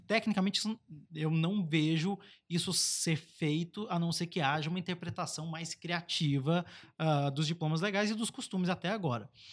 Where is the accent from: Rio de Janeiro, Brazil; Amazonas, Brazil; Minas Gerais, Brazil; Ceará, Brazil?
Rio de Janeiro, Brazil; Baixada Fluminense; a Baixada Fluminense, o Aruanan 3, a gente saiu da pobreza e a pobreza não saiu da gente